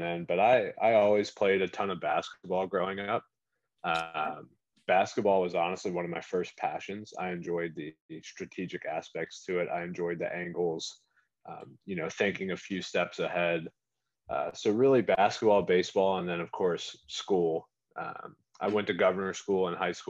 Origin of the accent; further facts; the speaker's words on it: Staunton, Virginia, United States; I grew up in Stanton, Virginia